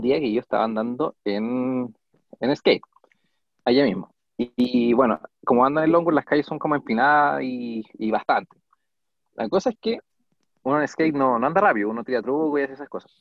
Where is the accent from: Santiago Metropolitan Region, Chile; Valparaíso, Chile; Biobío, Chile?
Santiago Metropolitan Region, Chile; Puente Alto; soy de Puente Alto